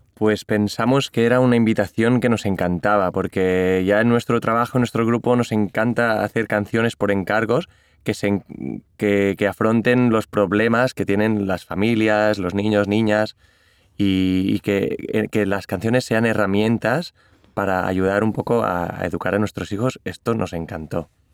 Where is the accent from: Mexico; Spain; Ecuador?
Spain; Catalonia; first language Catalan; Spanish is a second language; yo las escribí primero en catalán porque es mi lengua materna